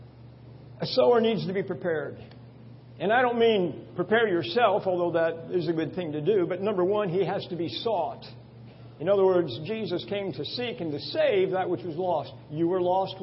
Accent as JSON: {"language": "English", "area": "Long Island", "region": "New York", "country": "United States", "tie": "born or raised there", "said": "I grew up on Long Island, not too far from here."}